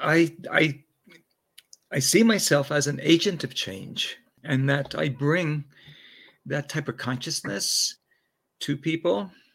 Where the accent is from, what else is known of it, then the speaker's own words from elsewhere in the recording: Patchogue, New York, United States; now in Jerusalem, Israel; I was born in New York, Long Island, New York, in the 50s. I'm a baby boomer, raised in a very loving home with two sisters. Uh, we were members of the only synagogue in town, Patchogue, Long Island, New York.